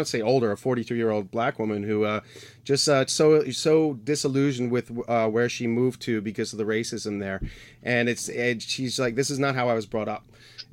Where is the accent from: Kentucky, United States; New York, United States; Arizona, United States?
New York, United States; now in Pittsburgh, United States; I'm from New York.